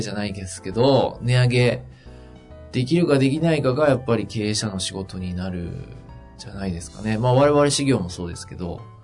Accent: Yamagata, Japan; moved away; 僕の田舎の山形県

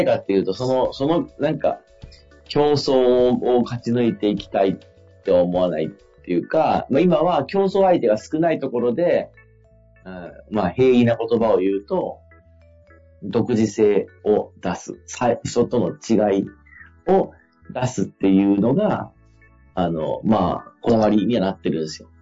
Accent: Fukui, Japan; 僕が地元の福井でやってる会社なんですよ。

